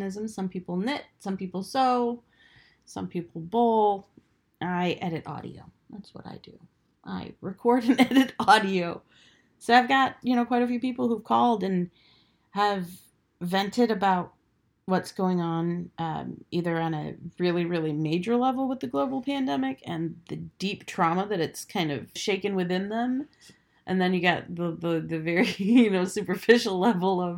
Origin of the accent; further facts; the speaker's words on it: United States; You guys moved here in 1968. I was born in 76, and I spent a good chunk of my youth proving my Americanism, how American I am, because I am American